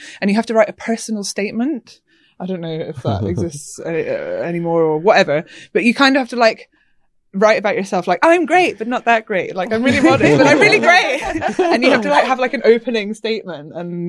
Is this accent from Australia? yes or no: no; Scotland, United Kingdom; accent: Glaswegian; now in London, United Kingdom; I have been living in Hackney for a while. So, yeah, I grew up in Scotland, but yeah, no accent anymore, I suppose.